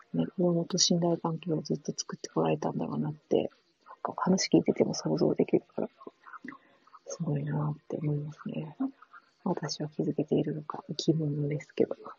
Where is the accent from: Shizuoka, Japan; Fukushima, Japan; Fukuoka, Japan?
Fukuoka, Japan; 九州、同じです。私、福岡です